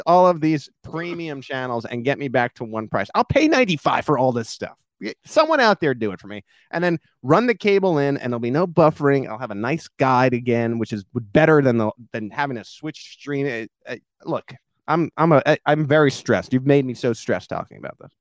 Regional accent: New York, United States; come from a melting pot. That's what they call New York

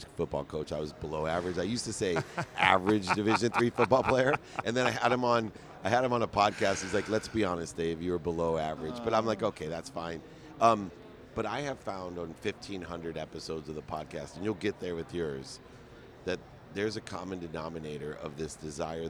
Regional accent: Akron, Ohio, United States; I grew up in Akron, Ohio.

